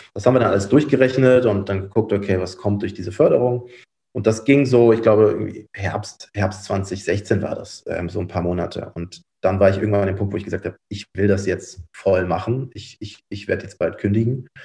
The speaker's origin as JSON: {"language": "German", "town": "Cologne", "region": "North Rhine-Westphalia", "country": "Germany", "tie": "born or raised there", "said": "ich bin tatsächlich in Köln geboren, aufgewachsen"}